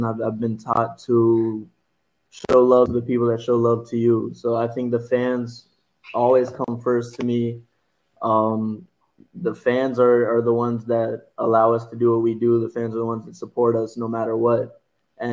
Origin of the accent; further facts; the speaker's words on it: Cary, North Carolina, United States; also born or lived in Burlington, North Carolina; I'll claim Cary. I was born in Burlington, but I claim Cary.